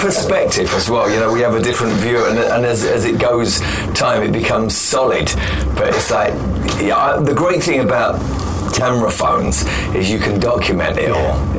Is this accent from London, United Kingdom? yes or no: yes; London, United Kingdom; I'm from London